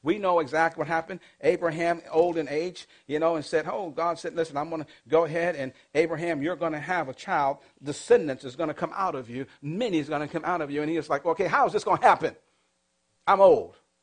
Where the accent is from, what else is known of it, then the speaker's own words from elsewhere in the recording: Massachusetts, United States; I grew up in the projects. You know, in the projects where I grew up, it wasn't like, okay, there's a whole other set of projects behind me. That where I grew up, that was it. And the only thing that was behind me was just what they call a canal. See, I'm from Massachusetts